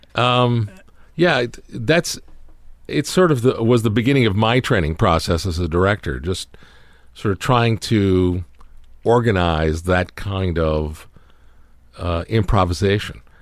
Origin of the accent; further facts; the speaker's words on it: Toronto, Ontario, Canada; moved away; we were all growing up in Canada, in Toronto